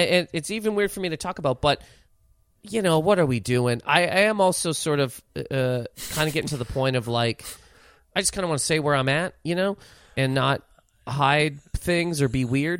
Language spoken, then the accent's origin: English; Halifax, Nova Scotia, Canada; moved away as an adult; also born or lived in Toronto; now in New York, United States; growing up in Halifax, where I grew up